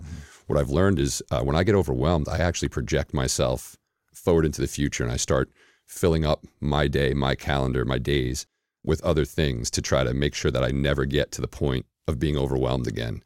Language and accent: English; New York City, New York, United States; moved away as an adult; now in Atlanta, United States; I'm originally from uh, Queens, New York, and uh, spent the first 31 years of life uh, in the New York area